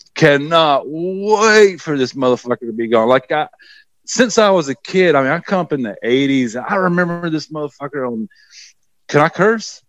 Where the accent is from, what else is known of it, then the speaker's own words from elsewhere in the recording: the South, United States; also born or lived in New York; now in Transylvania, North Carolina, United States; I grew up in the Bible Belt and, you know, we were, you know, pretty, it was pretty oppressive growing up in the South